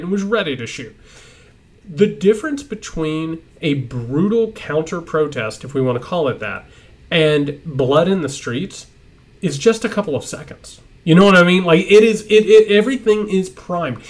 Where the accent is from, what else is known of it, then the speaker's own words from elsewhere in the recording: Indiana, United States; I'm from Indiana.